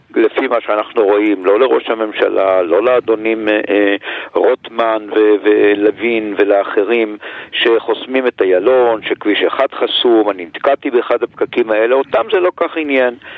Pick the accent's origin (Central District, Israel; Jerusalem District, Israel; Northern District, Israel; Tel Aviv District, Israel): Jerusalem District, Israel; Jerusalem; כירושלמי, כיליד העיר הזאת